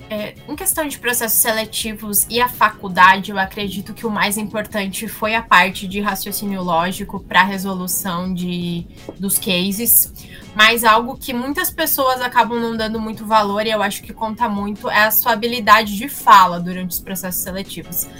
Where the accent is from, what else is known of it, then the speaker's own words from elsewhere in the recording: Santa Catarina, Brazil; eu sou de Santa Catarina